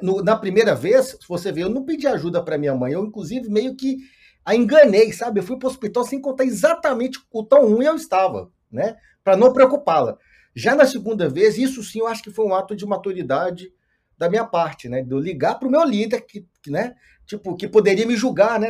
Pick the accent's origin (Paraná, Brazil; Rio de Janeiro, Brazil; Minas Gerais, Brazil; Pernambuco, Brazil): Minas Gerais, Brazil; Montes Claros; moved away; also born or lived in Belo Horizonte; sou do interior de Minas, uma cidade chamada Montes Claros, eu morava em Belo Horizonte nesse, nessa época